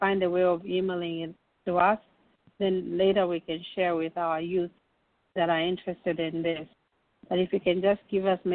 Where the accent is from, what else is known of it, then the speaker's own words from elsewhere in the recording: North-Western Province, Zambia; now in Illinois, United States; I'm from Northwestern, so cassava is my thing. I eat cassava even here